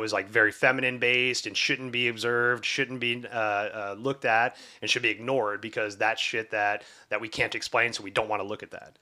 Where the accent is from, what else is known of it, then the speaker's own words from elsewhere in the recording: the South, United States; growing up in the South